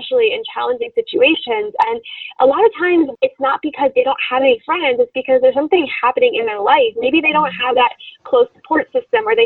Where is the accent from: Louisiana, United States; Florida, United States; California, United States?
Florida, United States; I'm from Florida